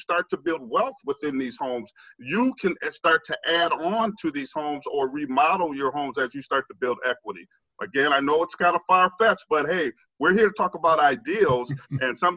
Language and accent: English; Minneapolis, Minnesota, United States; I'm a child from North Minneapolis. I grew up in North Minneapolis, raised in North Minneapolis